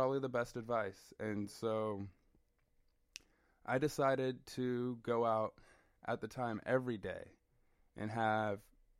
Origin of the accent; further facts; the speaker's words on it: Southern California, United States; moved away as an adult; now in Oregon, United States; And so growing up in Southern California, I had kind of this existence of a city life. All I lived was... it was urban